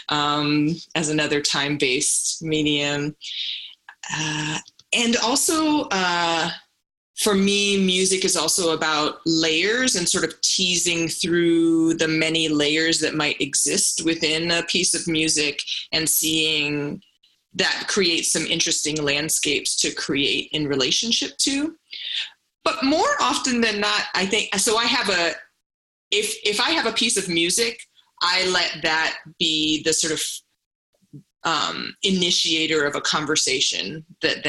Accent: St. Croix, U.S. Virgin Islands; now in New York, United States; I'm from St. Croix, which is a U.S. Virgin Island in the Caribbean, and parading and performance culture and dance is so much a part of the fabric of cultural life there. So I feel like I was brought up in a performative culture

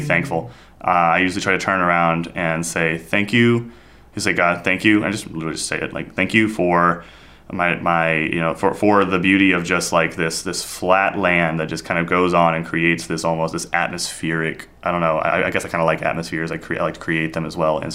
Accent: India; moved away; Growing up in India, we have a 3-month monsoon

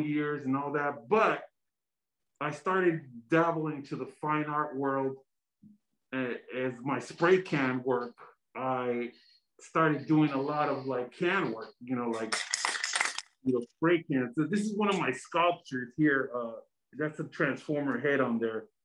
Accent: San Diego, California, United States; I'm fully Mexican. I was born in the United States, San Diego

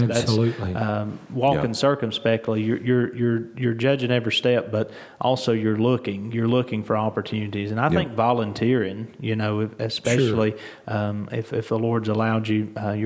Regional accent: Surry County, North Carolina, United States; I was born and raised in Surrey County, so not far from Wilkes County

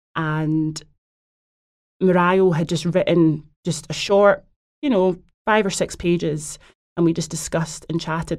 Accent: Glasgow, Scotland, United Kingdom; now in London, United Kingdom; I'm from Glasgow

